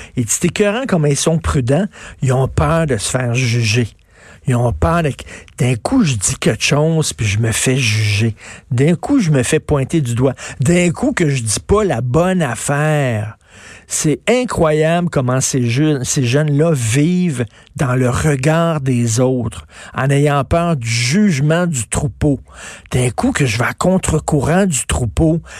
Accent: Quebec, Canada; nous autres, il n'y a aucun problème au Québec

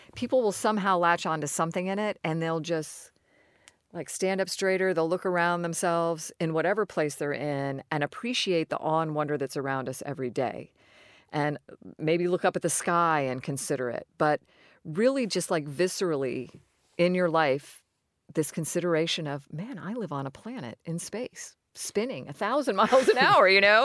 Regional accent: Florida, United States; I grew up in Florida. I considered Florida my home.

